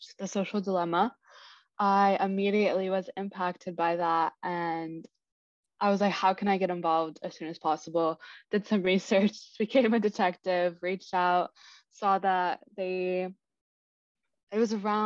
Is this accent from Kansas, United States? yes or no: yes; Kansas City, Kansas, United States; moved away as an adult; also born or lived in Des Moines, Iowa; now in New York City, United States; I'm originally from Kansas City, Kansas